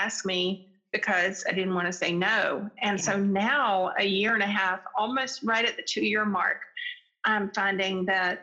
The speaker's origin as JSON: {"language": "English", "town": "Charlotte", "region": "North Carolina", "country": "United States", "tie": "born or raised there", "said": "I grew up in Charlotte, North Carolina"}